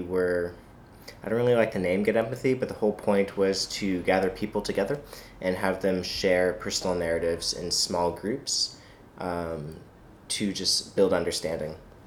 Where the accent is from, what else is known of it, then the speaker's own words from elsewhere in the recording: Los Angeles, California, United States; moved away as an adult; also born or lived in Grinnell, Iowa / New York City; I'm from Los Angeles, California.